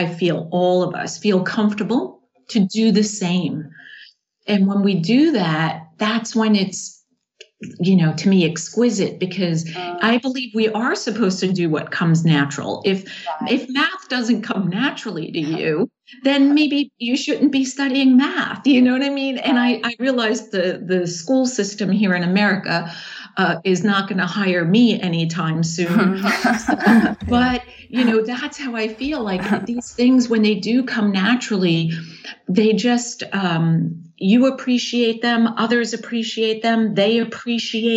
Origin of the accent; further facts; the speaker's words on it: New York, United States; moved away; also born or lived in Charlotte, North Carolina; I'm from New York because that's where I'm born